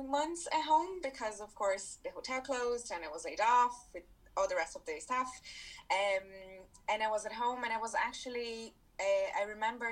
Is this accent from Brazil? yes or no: yes; Brazil; moved away as an adult; now in Ireland; I'm from Brazil originally, and I came to Ireland 5.5 years ago